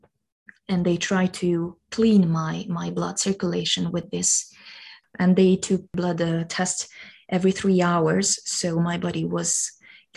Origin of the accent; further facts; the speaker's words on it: Hungary; moved away as an adult; now in Luxembourg; not to stay in my hometown or even not in Hungary